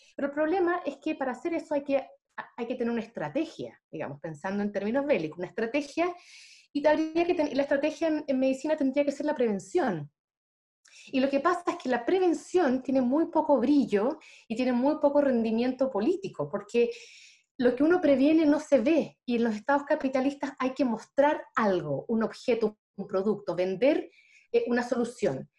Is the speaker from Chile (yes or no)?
yes; Chile; nosotros estamos, viviendo como chilenos